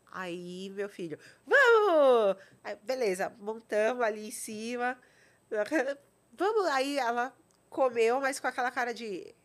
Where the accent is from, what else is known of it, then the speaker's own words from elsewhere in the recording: São Paulo, Brazil; also born or lived in Vitória da Conquista, Bahia; eu cresci ali, é, estudei ali em Genópolis